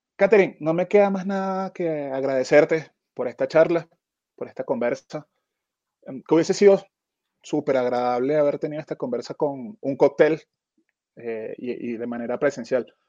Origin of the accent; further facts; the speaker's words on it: Venezuela; en Venezuela nosotros no usamos la palabra